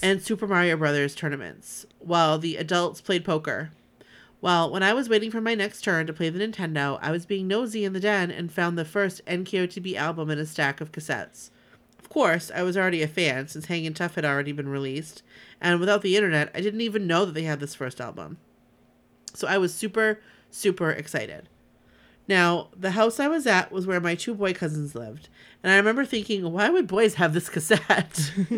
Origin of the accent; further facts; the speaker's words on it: Southern California, United States; growing up in Southern California, I have had the privilege to go to the Rose Parade a few times